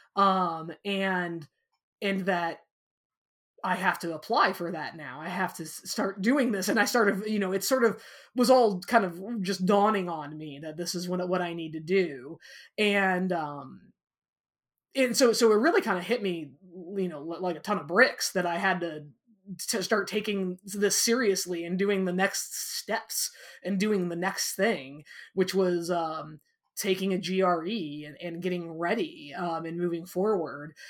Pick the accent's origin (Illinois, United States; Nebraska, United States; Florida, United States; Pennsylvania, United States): Illinois, United States; Walnut; I grew up in a, in a small town na, uh, called Walnut, Illinois